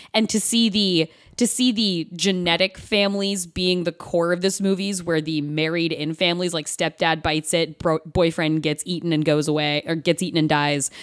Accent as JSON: {"language": "English", "region": "the Valley of Oregon", "country": "United States", "tie": "born or raised there", "said": "I grew up in the Valley of Oregon. Like, I didn't grow up in Los Angeles"}